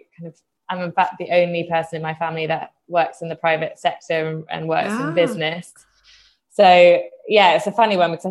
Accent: Reading, South East England, United Kingdom; I grew up just outside London, sort of near Reading

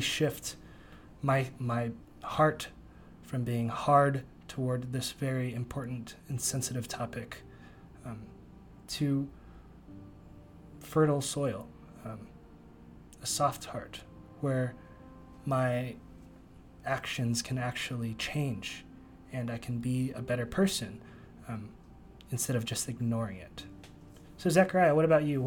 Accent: Bay Area, California, United States; moved away; also born or lived in Princeton, New Jersey; I grew up in the Bay Area

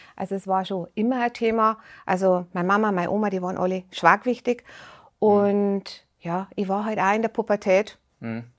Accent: Rosenheim, Bavaria, Germany; Bayern, Rosenheim. ja, ja, also ich rede jetzt ganz einfach Dialekt

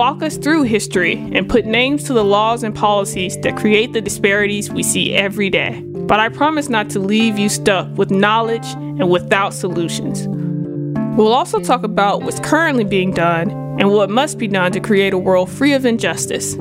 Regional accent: the Delta South, United States; now in Philadelphia, United States; I grew up in the Delta South to a working class single parent

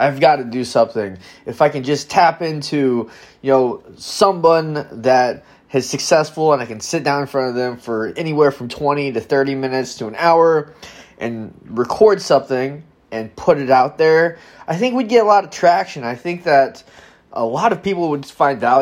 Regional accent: Madison, Wisconsin, United States; I'm from Madison, Wisconsin

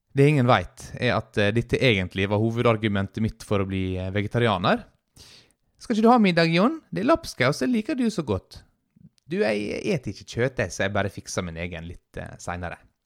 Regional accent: Sykkylven, Møre og Romsdal, Norway; på bygda, Sykkylven, der jeg er fra

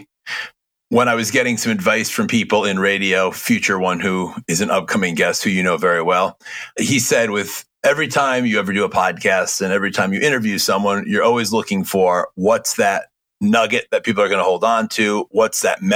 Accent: outside of Hartford, Connecticut, United States; also born or lived in Long Island; I grew up outside of Hartford.

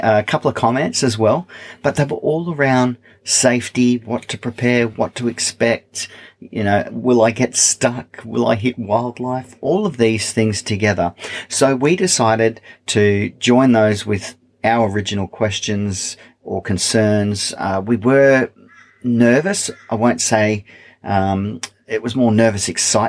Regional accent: east coast of Australia, Australia; being an Australian, growing up on the east coast of Australia

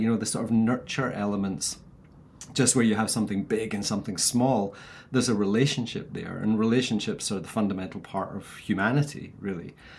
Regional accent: Scotland, United Kingdom; I'm like a Scottish bald Barbie doll.

